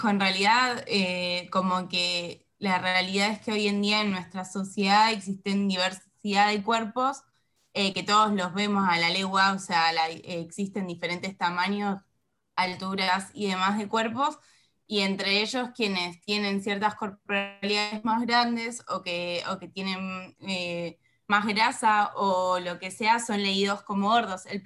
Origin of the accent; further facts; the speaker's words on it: Mar del Plata, Buenos Aires Province, Argentina; eh, soy de Mar del Plata